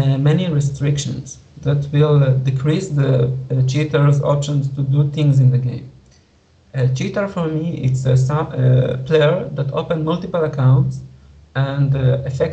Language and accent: English; Israel; I implement the game in 2 languages, in English and in Hebrew, because I'm from Israel